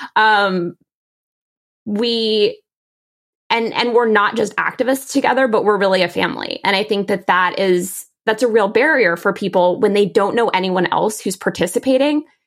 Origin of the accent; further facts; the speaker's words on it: D.C., Maryland suburbs of Washington, United States; I grew up in the Washington, D C area. I grew up in the Maryland suburbs of D C